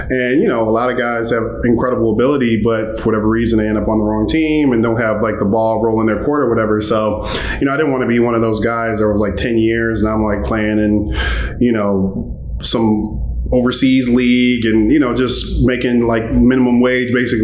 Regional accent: Chicago, Illinois, United States; I'm from Chicago, so, you know, the Midwest

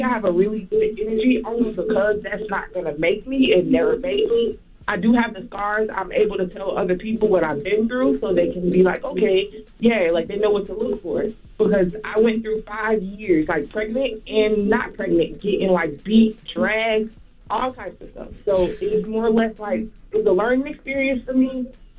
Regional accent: Florida, United States; I'm from Florida.

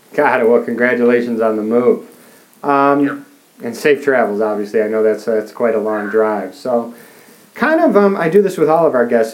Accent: Chicago, Illinois, United States; I'm from Chicago

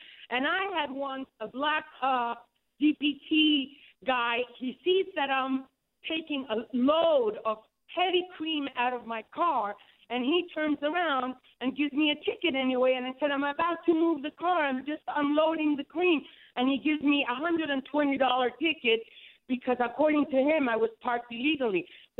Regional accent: New York, United States; my family's from Chile, and I was born in New York, and I don't know whether I'm Hispanic.

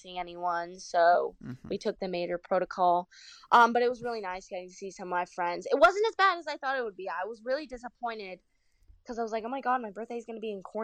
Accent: United States; I'm American

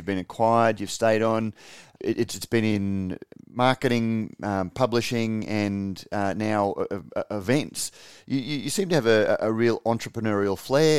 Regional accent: Australia; I was born and bred in Australia

